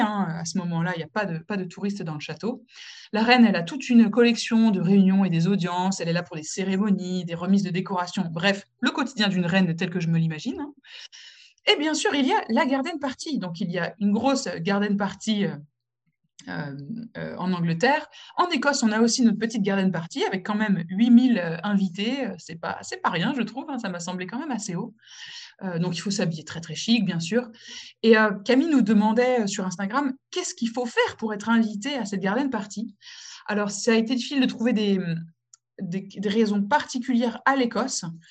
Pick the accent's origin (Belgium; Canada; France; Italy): France; moved away as an adult; also born or lived in Morocco; now in United Kingdom; je suis française, mais je suis aussi marocaine